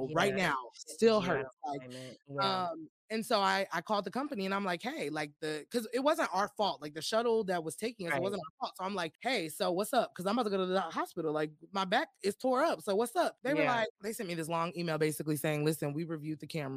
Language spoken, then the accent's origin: English; Austin, Texas, United States; I was just in Austin. I was like, that's my hometown.